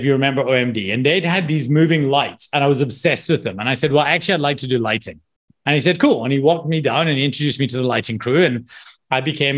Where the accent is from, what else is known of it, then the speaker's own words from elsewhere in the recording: Scotland, United Kingdom; moved away; also born or lived in South Africa; I'm from Scotland